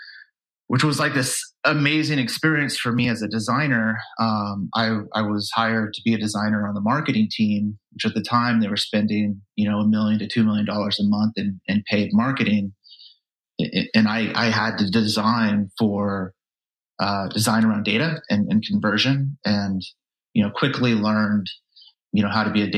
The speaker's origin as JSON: {"language": "English", "town": "Vacaville", "region": "California", "country": "United States", "tie": "born or raised there", "said": "I grew up in Vacaville, California, Northern California"}